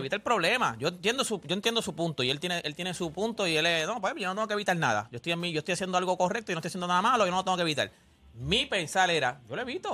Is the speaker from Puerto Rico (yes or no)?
yes; Loíza, Puerto Rico; soy criado en Loisa